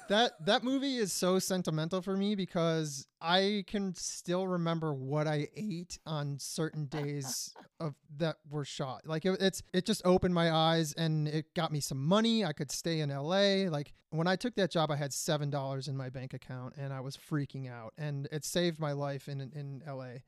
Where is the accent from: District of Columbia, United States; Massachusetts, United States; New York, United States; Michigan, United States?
Michigan, United States; Grosse Pointe; moved away; also born or lived in Detroit; I was born in Grosse Pointe. I think I was born in Bonsecours, but I lived in the city for four years